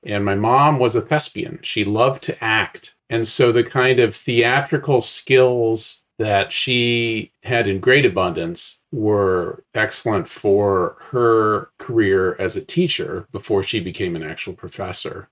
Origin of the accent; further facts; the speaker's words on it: West Lafayette, Indiana, United States; moved away as an adult; now in Omaha, United States; I grew up in West Lafayette, Indiana